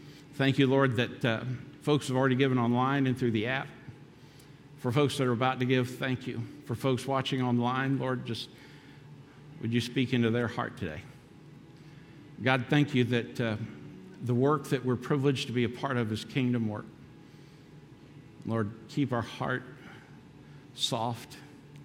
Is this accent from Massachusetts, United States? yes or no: no; Daytona Beach, Florida, United States; also born or lived in North Kingstown, Rhode Island; I grew up in a church in North Kingstown, Rhode Island, and then we moved back to my hometown, Daytona Beach, Florida